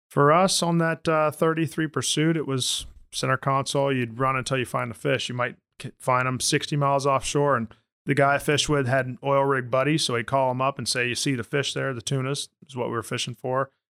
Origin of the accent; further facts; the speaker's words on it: Orlando, Florida, United States; I grew up in Orlando, and I'm a Florida Rays guy